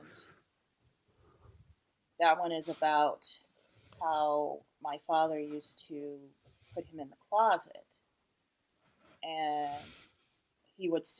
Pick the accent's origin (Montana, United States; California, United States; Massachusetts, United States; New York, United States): California, United States; Los Angeles; growing up in Los Angeles